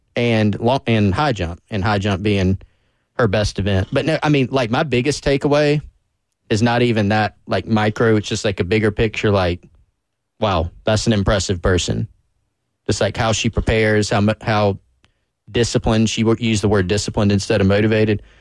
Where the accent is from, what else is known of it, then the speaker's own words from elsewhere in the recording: Anderson, United States; moved away; back in my hometown in Anderson